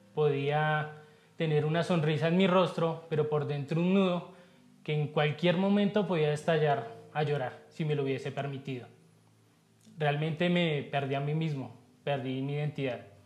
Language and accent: Spanish; Colombia; mi esposa y yo vivimos en Bogotá, sí, somos colombianos